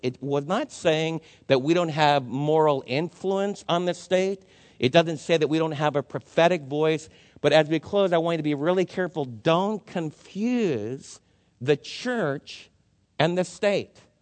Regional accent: New Jersey, United States; my friends that I was raised with in New Jersey

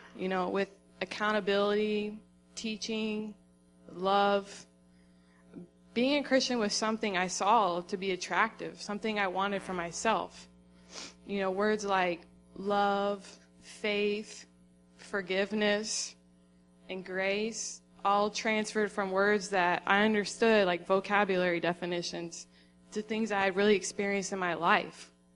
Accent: Florida, United States; moved away as an adult; also born or lived in Tennessee; I grew up in Florida

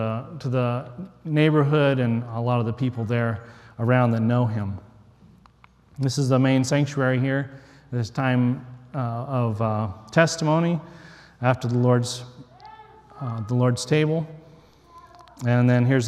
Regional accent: West Texas, United States; moved away; I grew up in West Texas in the desert, hardly know anything about fishing

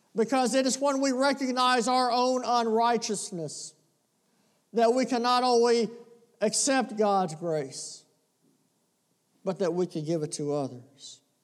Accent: the South, United States; we're from the South

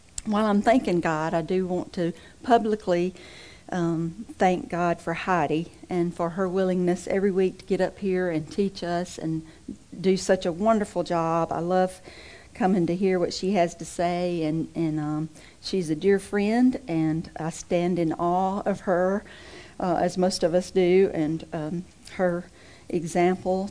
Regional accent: Mississippi, United States; moved away; I'm originally from Mississippi

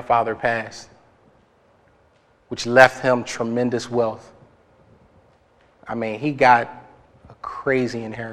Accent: Philadelphia, Pennsylvania, United States; I'm from Philly. And the type of neighborhood that I grew up in, it required a lot of fighting

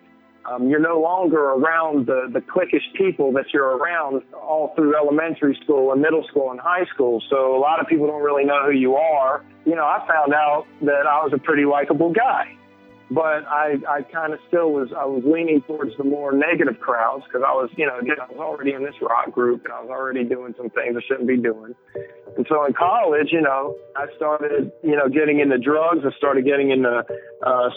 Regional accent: Lexington, North Carolina, United States; I'm from Lexington, North Carolina

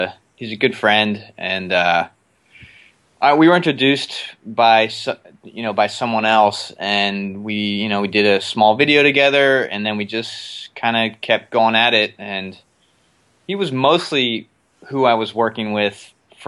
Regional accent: Pittsburgh, Pennsylvania, United States; also born or lived in Philadelphia; now in Los Angeles, United States; I grew up in Pittsburgh, but I lived in Philadelphia for 11 years before

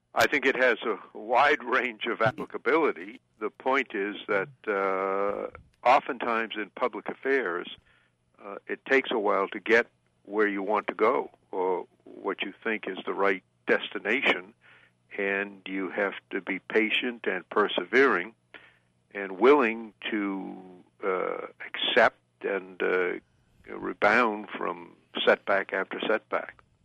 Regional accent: Waterville, Maine, United States; when I was a small boy growing up in Waterville, Maine, many years ago

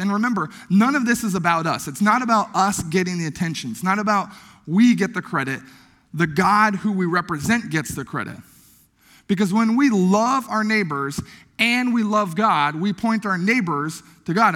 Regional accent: Logan, Iowa, United States; moved away; my hometown of Logan, Iowa

